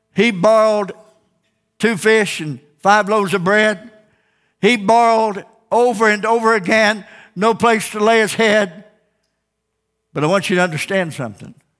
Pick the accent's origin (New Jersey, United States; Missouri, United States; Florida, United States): Missouri, United States; Ozark; Born and raised in Ozark